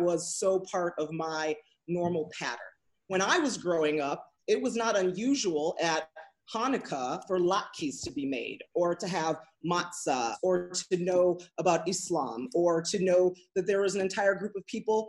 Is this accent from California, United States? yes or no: no; Evanston, Illinois, United States; moved away as an adult; now in Skokie, United States; I grew up in Evanston, but I live in Skokie